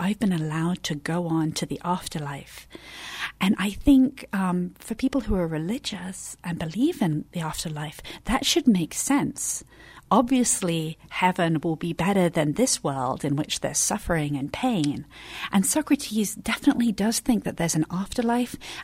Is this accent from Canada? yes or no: no; England, United Kingdom; moved away; So I'm from England.